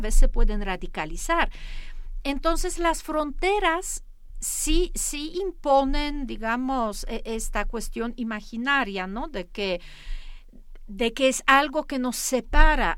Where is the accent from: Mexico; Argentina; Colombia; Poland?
Poland; moved away; yo soy polaca